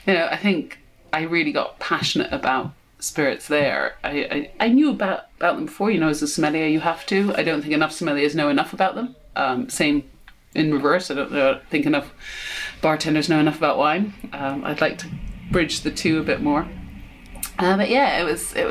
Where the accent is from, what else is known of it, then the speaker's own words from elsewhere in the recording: United States; moved away; also born or lived in England; even though I'm English, I grew up in America.